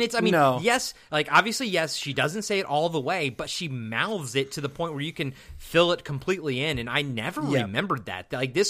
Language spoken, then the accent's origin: English; East Coast, United States; I'm from the East Coast